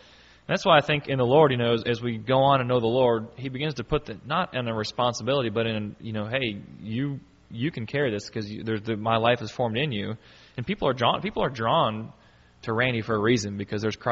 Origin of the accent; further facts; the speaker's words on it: United States; in our country here, if you live in the United States, we consider ourselves to be Americans because that's just who we are